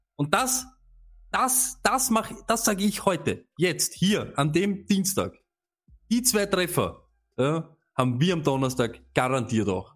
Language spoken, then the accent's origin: German; Vienna, Austria; als Wiener